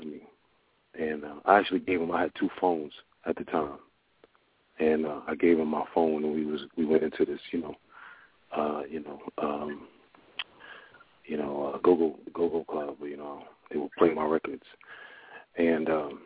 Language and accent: English; Newark, New Jersey, United States; I was, you know, born in Newark, New Jersey. I was brought up in Bradley Court Projects in Newark, New Jersey